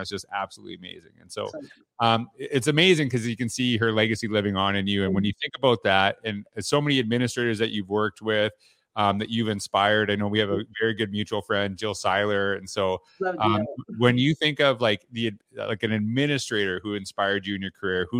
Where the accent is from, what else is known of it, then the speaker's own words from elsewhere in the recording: Canada; So, you know, I grew up in Canada, so teachers didn't wear that.